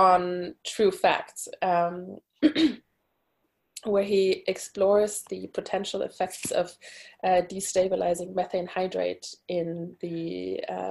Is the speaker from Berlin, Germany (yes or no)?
yes; Berlin, Germany; English is a second language; moved away as an adult; also born or lived in Portugal; now in Stockholm, Sweden; I'm originally from Berlin. That's where I went to school and studied in my bachelor degree